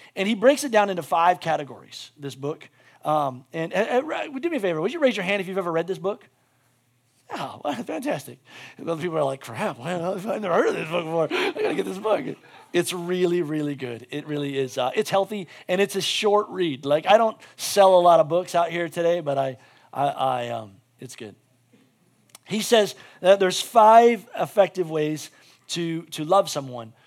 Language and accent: English; United States; as an American